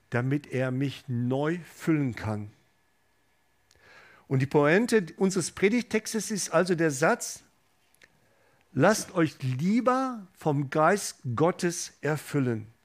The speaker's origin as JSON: {"language": "German", "town": "Gelsenkirchen", "region": "North Rhine-Westphalia", "country": "Germany", "said": "ich komme ursprünglich aus dem Ruhrgebiet, aus Gelsenkirchen"}